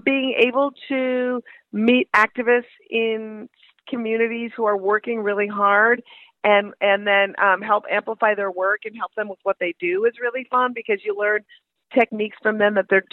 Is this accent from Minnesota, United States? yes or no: yes; Minnesota, United States; moved away; also born or lived in Brooklyn; I'm from Minnesota originally